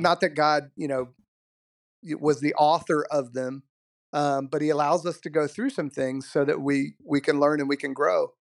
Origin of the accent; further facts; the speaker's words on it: Southwest Virginia, United States; I grew up in Southwest Virginia.